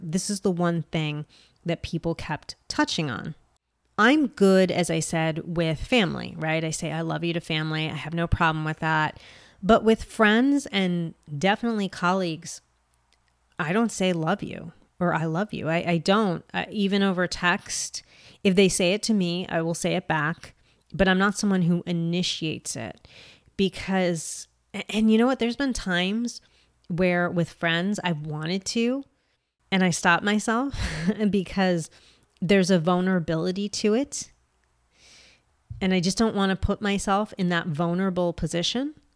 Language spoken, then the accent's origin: English; United States; as an American